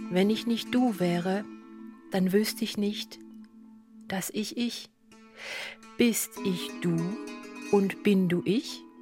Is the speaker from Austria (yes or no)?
no; Luxembourg; now in Germany; Also ich bin Luxemburgerin und damit hätte ich drei Muttersprachen, Deutsch, Französisch und Luxemburgisch.